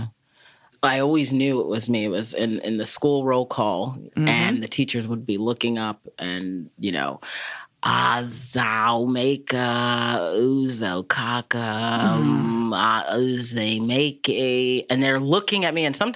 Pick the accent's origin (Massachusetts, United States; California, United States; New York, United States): Massachusetts, United States; also born or lived in Nigeria; growing up in Massachusetts